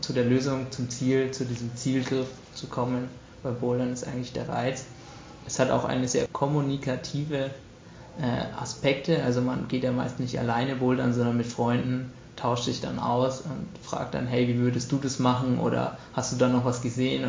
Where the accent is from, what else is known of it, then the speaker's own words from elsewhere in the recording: Munich, Bavaria, Germany; bei uns in München